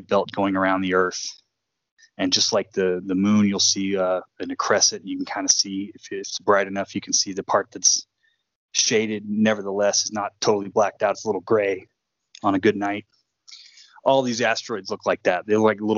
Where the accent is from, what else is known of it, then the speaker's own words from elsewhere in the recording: Houston, Texas, United States; I was growing up in Houston